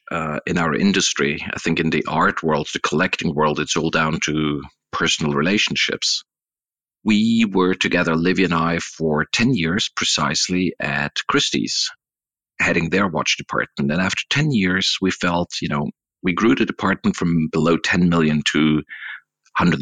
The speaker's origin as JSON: {"language": "English", "area": "Swiss-German part of Switzerland", "region": "German-speaking Switzerland", "country": "Switzerland", "said": "I'm coming from the Swiss-German part of Switzerland, not French, not Italian speaking"}